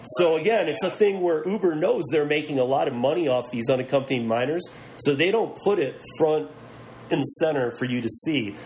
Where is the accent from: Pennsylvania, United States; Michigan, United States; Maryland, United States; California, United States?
Michigan, United States; moved away; originally from Michigan, a lot of family from Detroit